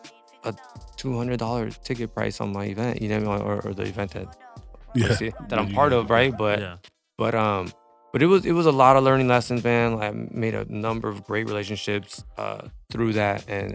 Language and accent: English; Los Angeles, California, United States; also born or lived in 805 area (Ventura County), California / San Fernando Valley, California; I was born in South Central, Crenshaw and Slauson